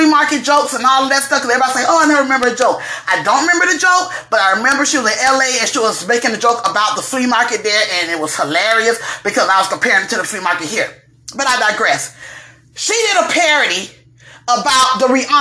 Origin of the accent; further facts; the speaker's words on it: Dade County and Broward County, South Florida, United States; I'm from Dade County and Broward County in the Palm Beaches